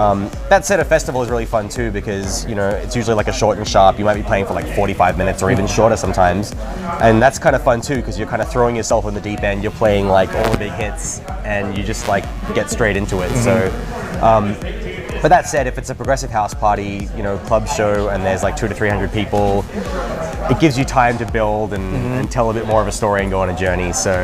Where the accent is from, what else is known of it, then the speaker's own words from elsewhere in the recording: Australia; accent: Australian; also born or lived in Germany / United States; now in London, United Kingdom; And when I go back to Australia, I mean, I still very much sound Australian, but when I go back home now, people can't pick where I'm from anymore.